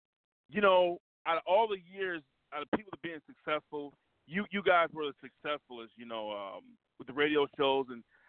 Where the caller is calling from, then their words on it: Midland, Michigan, United States; I'm calling from Midland, Michigan.